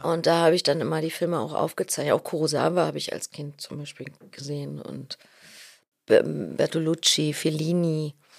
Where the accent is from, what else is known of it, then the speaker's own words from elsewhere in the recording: Berlin, Germany; als Berliner